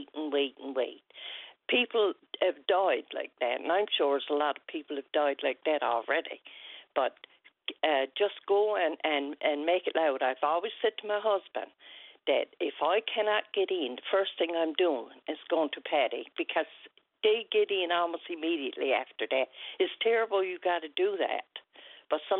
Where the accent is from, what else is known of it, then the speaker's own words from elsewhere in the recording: Wesleyville, Newfoundland and Labrador, Canada; my hometown of Wesleyville